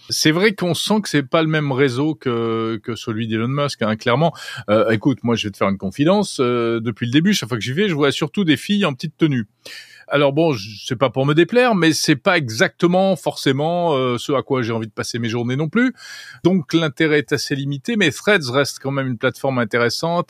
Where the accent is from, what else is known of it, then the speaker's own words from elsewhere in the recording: France; chez nous en France